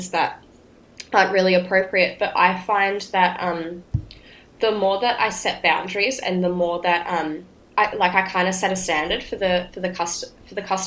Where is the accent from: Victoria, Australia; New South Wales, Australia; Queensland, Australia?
Queensland, Australia; Brisbane; moved away; I went home back to my home state in Queensland